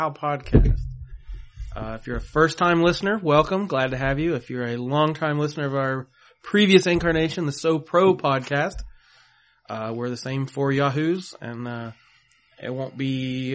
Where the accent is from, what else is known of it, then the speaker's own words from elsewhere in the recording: Lowell, Ohio, United States; also born or lived in Columbus, Ohio; now in Marietta, United States; I'm from Lowell, Ohio. And grew up here.